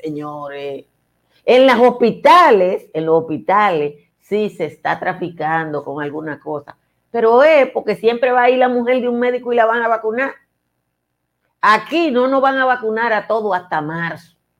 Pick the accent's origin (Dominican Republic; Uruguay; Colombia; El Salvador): Dominican Republic; no se puede formar en la República Dominicana porque nosotros no tenemos escuela de eso